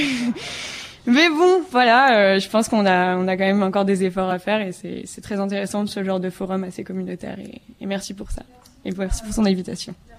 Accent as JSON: {"language": "French", "town": "Paris", "region": "Île-de-France", "country": "France", "moved": "as an adult", "lives_now": "Toronto, Canada", "said": "je viens de Paris"}